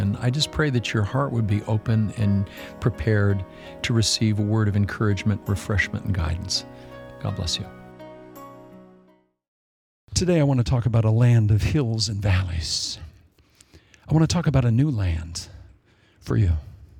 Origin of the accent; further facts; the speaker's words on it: Iowa, United States; I was raised in Iowa, flat.